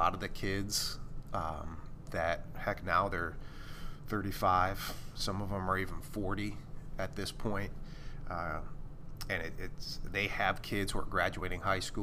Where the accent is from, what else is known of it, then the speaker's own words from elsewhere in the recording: Michigan, United States; Growing up in Michigan